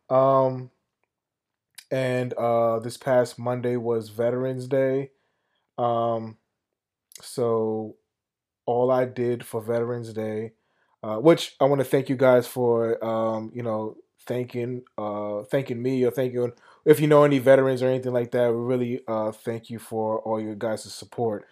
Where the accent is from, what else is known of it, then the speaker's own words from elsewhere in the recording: New York, United States; moved away as an adult; living in New York, growing up in New York